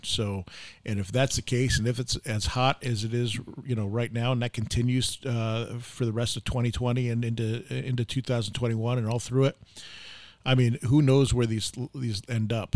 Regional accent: New York, United States; now in Arizona, United States; I'm, I'm from New York

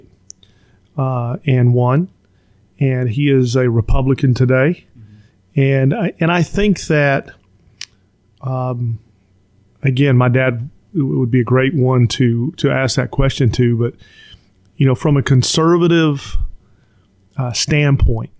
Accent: Stockbridge, Georgia, United States; also born or lived in Atlanta, Georgia; I grew up in a little town, I'd say the first 10 years or so, a little town called Stockbridge, Georgia.

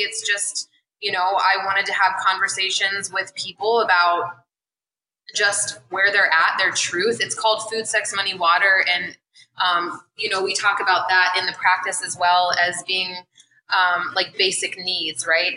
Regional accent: Columbus, Ohio, United States; I am from Columbus

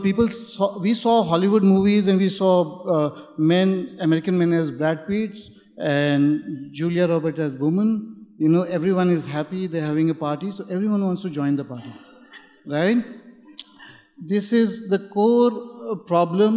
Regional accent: India; moved away; I'm from India.

